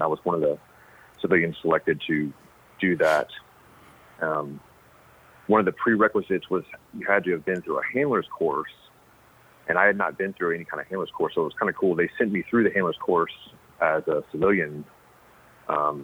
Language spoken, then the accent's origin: English; Dallas, Texas, United States; also born or lived in Austin, Texas; I grew up having dachshunds in Texas. I grew up in Dallas